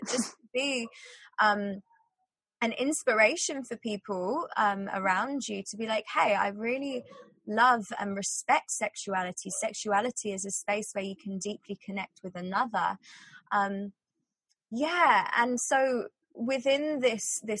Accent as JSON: {"language": "English", "region": "England", "country": "United Kingdom", "tie": "born or raised there", "said": "growing up in England"}